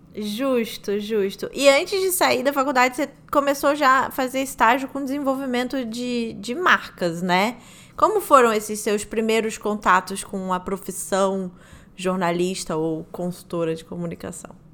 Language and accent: Portuguese; Rio de Janeiro, Brazil; also born or lived in São Paulo; como carioca